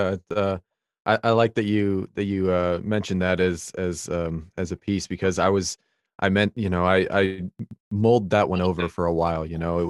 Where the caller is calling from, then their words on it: Virginia, United States; I'm Virginia, East Coast.